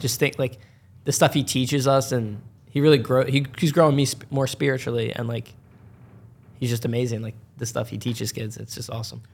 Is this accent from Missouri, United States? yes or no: no; New Hope, Pennsylvania, United States; also born or lived in Doylestown, Pennsylvania; I grew up in New Hope, like, for the majority.